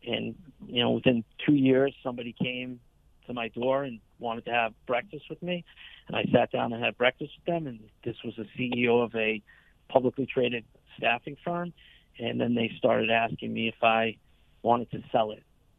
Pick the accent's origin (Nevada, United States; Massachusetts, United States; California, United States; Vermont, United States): Massachusetts, United States; Boston; I am a Boston Red Sox fan from Boston, Massachusetts